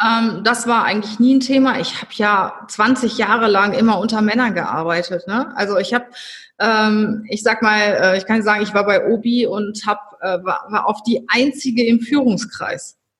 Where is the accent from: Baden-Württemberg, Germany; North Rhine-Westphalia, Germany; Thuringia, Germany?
North Rhine-Westphalia, Germany; now in Cologne, Germany; als Rheinländer ins Schwabenland zu gehen